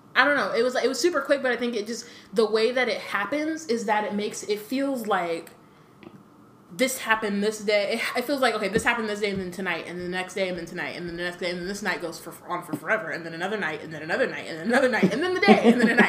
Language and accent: English; United States; When like we're American